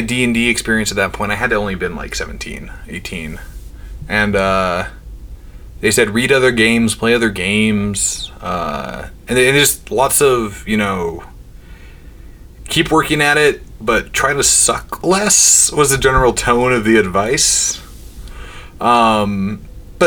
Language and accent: English; North Dakota, United States; I'm from North Dakota, born and raised out there